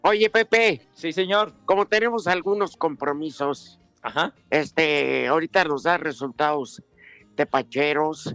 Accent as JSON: {"language": "Spanish", "region": "Veracruz", "country": "Mexico", "said": "como buenos veracruzanos"}